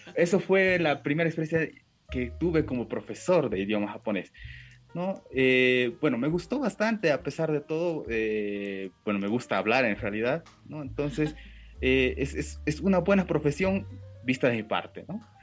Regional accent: Bolivia; first language Japanese; Spanish is a second language; yo nací acá en Bolivia, ¿no? Eh, ambos, eh, mi, padre y mi madre son japoneses. Y lo que pasa es que yo aprendí, creo, antes el japonés que el castellano

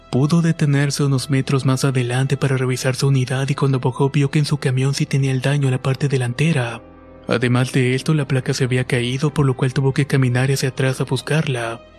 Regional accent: State of Mexico, Mexico; Soy del Estado de México y trabajo como coordinador en una empresa transportista.

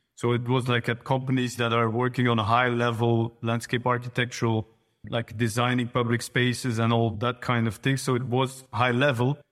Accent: Flanders, Belgium; In Flanders, so in Belgium, but in the northern part of Belgium

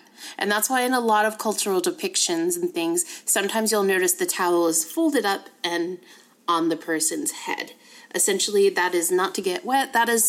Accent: United States; being an American

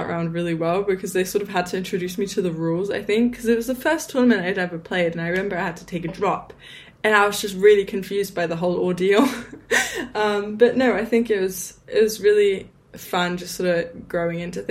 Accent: England, United Kingdom; I grew up in England

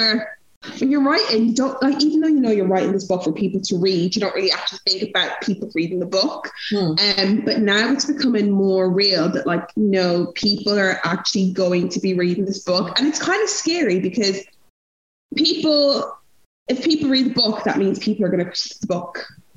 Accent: Nigeria; now in Europe; But I think as a Nigerian woman, names are so important

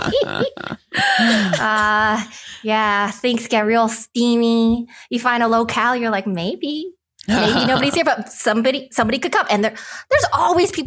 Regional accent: Nanaimo, British Columbia, Canada; moved away; I'm originally from Nanaimo

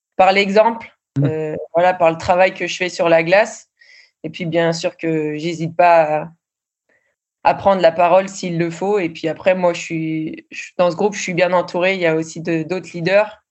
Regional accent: France; moved away as an adult; also born or lived in Sweden; on est une Française

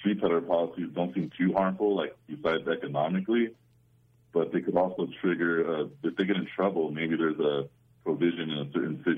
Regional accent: Southern California, United States; I grew up in Southern California

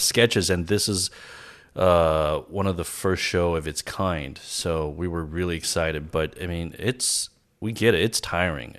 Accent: Los Angeles, California, United States; also born or lived in China; I grew up in L.A. I moved here when I was eight years old

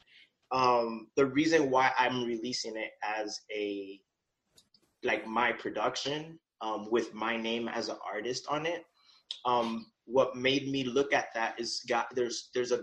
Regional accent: New York, United States; I'm from New York

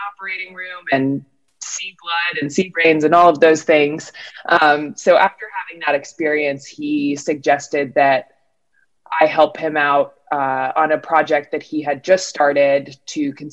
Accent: Durham, North Carolina, United States; I grew up in Durham, North Carolina

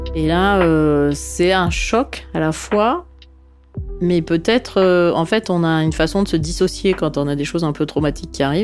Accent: Sofia, Sofia City, Bulgaria; Je suis née à Sofia, en Bulgarie

